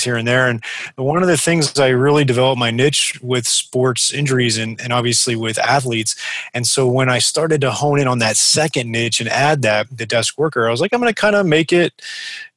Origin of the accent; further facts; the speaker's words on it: South Florida, United States; I'm originally from South Florida. I moved back down here after school